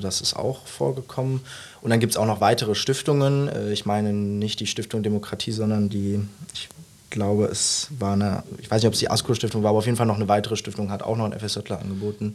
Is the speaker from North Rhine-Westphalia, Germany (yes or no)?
yes; Mönchengladbach, North Rhine-Westphalia, Germany; moved away as an adult; now in Saarbrücken, Germany; Ich bin kein Saarländer. Ich äh, komme ursprünglich aus Mönchengladbach, also wohne da jetzt viele Jahre meines Lebens